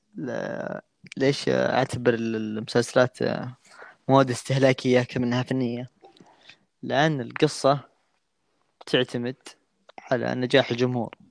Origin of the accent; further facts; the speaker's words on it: Saudi Arabia; أنا من السعودية